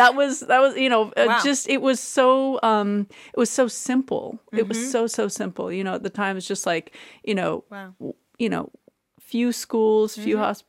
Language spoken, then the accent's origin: English; Abu Dhabi, United Arab Emirates; moved away; I grew up in Abu Dhabi in the UAE.